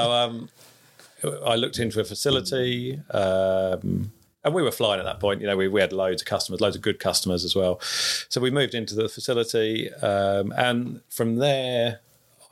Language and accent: English; Cambridge, East of England, United Kingdom; I'm from Cambridge